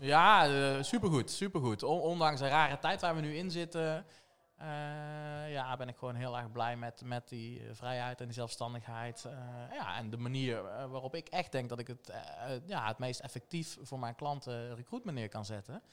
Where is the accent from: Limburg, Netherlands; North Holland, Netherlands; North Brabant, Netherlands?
North Brabant, Netherlands; Tilburg; geboren en getogen in Tilburg. Dus wel te horen